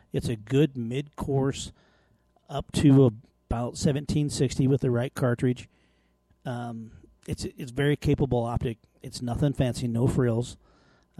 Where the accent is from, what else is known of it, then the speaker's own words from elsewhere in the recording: Wyoming, United States; I grew up in Wyoming